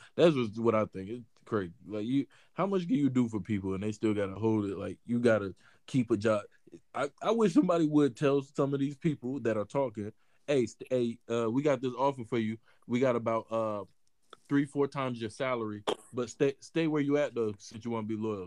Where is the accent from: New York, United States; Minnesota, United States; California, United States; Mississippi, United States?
Mississippi, United States; I'm from Mississippi